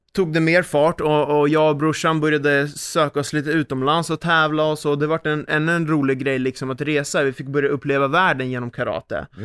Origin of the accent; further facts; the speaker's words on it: Sweden; här hemma i Sverige